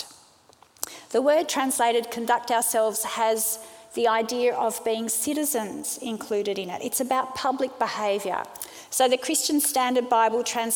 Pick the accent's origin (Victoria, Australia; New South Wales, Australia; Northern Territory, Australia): New South Wales, Australia; Sydney; also born or lived in South Africa; I was born in South Africa. My family moved to Sydney when I was 5, and we eventually became Australian citizens